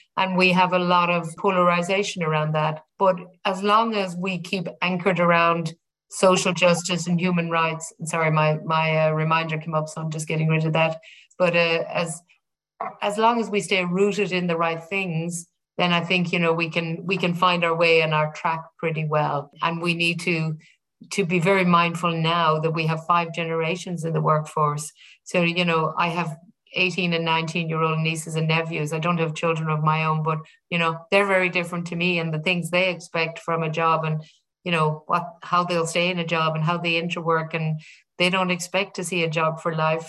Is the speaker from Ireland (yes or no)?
yes; Ireland; being Irish, I remember growing up with the Ford Motor Company